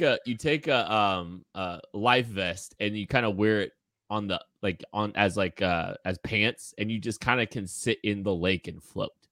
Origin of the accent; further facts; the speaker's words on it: Eudora, Kansas, United States; I grew up in Eudora, Kansas